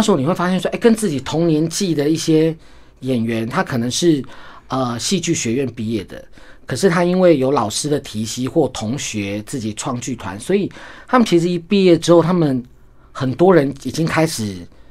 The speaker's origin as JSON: {"language": "Chinese", "country": "Taiwan", "said": "我是一个台湾人"}